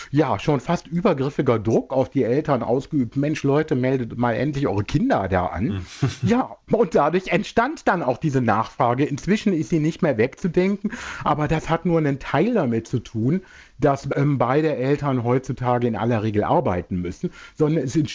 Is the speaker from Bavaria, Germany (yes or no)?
no; Düren, North Rhine-Westphalia, Germany; Nein, ich komme aus Düren.